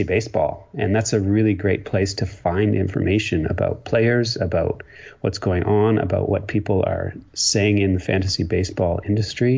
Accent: Ontario, Canada; moved away as an adult; also born or lived in Quebec; now in British Columbia, Canada; I grew up in a small town in Ontario. Yes, I'm a Canadian.

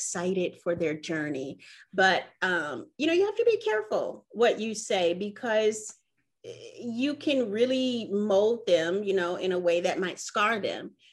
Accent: Milwaukee, Wisconsin, United States; moved away; I'm originally from Milwaukee, Wisconsin.

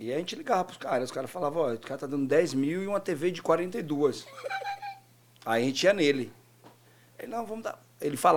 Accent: Northeast Region, Brazil; Pô, sou nordestino, pô. Eu andei de cavalo a minha vida inteira.

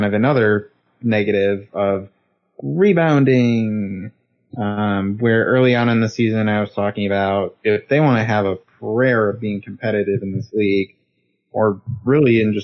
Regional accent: Northern Michigan, United States; I'm from Northern Michigan

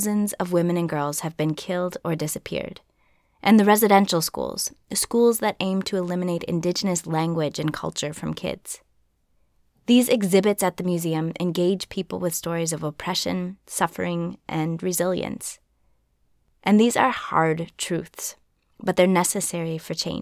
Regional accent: Minnesota, United States; being from Minnesota

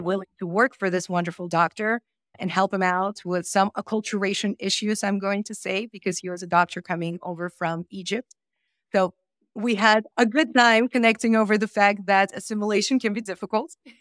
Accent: Moldova; moved away; I was born in Moldova

